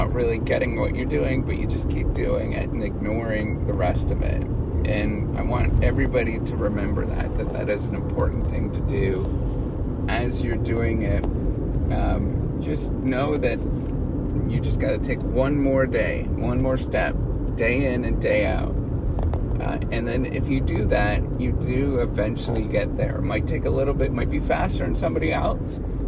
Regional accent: Dryden, Ontario, Canada; it's close to where my hometown is, in Dryden, Ontario

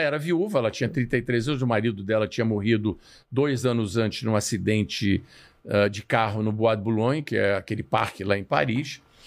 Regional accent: Rio de Janeiro, Brazil; eu sou nascido e criado no Rio de Janeiro da vida inteira

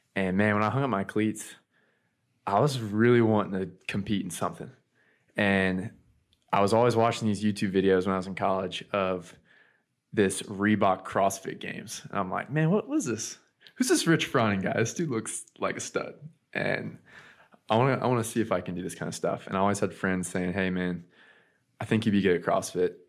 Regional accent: Ocala, Florida, United States; also born or lived in California; I grew up in Florida. I was born in Ocala, Florida

